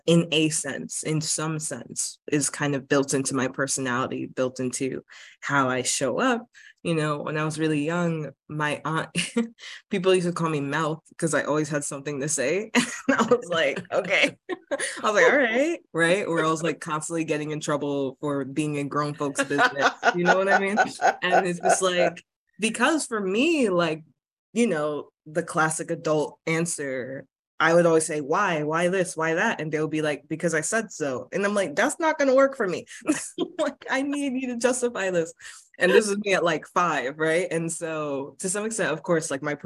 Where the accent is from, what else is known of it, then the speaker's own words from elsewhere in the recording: United States; also born or lived in Bridgeport, Connecticut; growing up in America